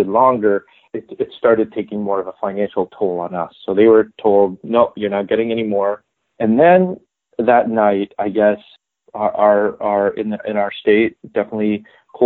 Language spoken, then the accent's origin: English; Philippines; moved away as an adult; now in United States; I'm also Filipino